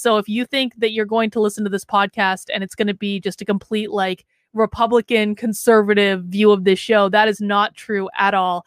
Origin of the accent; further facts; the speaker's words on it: New Hampshire, United States; I am from New Hampshire, the home of Josiah Bartlett. I do actually live here